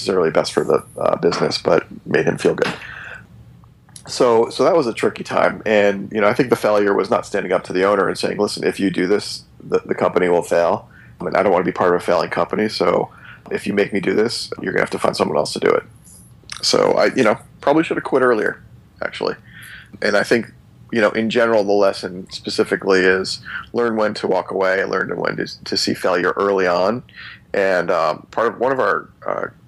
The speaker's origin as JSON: {"language": "English", "region": "New Jersey", "country": "United States", "said": "I'm from New Jersey"}